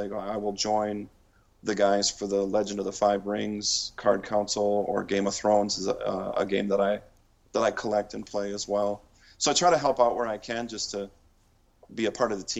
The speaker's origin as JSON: {"language": "English", "town": "Duluth", "region": "Minnesota", "country": "United States", "tie": "born or raised there", "said": "the town where I grew up in Duluth"}